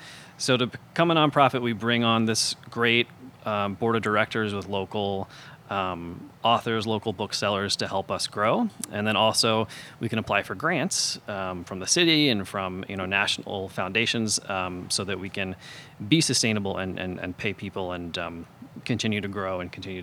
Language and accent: English; the Carolinas, United States; now in Chicago, United States; I came to Chicago from the Carolinas, which is not Boston, but people here probably can't tell the difference.